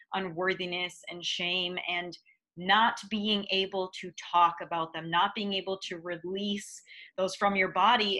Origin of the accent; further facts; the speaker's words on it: Midwest, United States; growing up in the Midwest